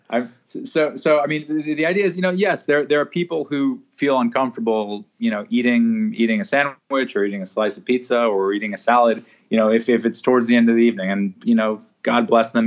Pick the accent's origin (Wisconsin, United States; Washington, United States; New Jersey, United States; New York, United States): New York, United States; New York City; also born or lived in Ecuador; grew up in a place called Riverdale